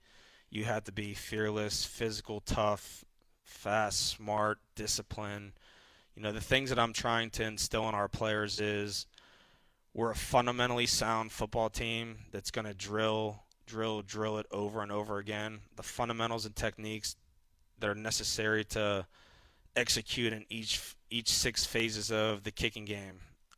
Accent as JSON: {"language": "English", "town": "Pittsburgh", "region": "Pennsylvania", "country": "United States", "said": "Yeah, it does feel like home. I'm from Pittsburgh."}